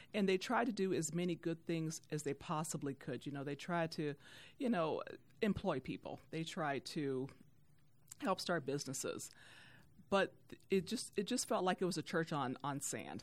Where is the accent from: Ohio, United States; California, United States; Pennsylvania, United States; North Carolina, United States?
Ohio, United States; Youngstown; now in Detroit, United States; I am not from Detroit. I'm from Youngstown, Ohio